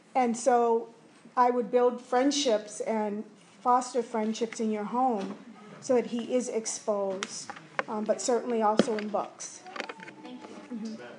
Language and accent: English; Philadelphia, Pennsylvania, United States; now in Maine, United States; I grew up in Philadelphia